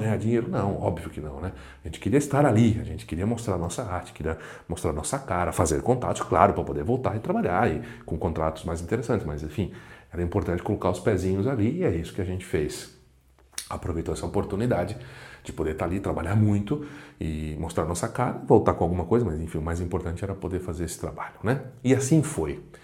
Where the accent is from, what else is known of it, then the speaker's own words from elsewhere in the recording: Brazil; somos brasileiros, brasileiros, os brasileiros